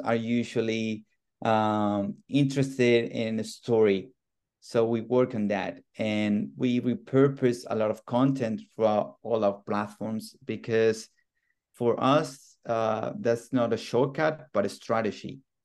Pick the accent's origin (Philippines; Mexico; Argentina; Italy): Argentina; moved away; I'm originally from Argentina.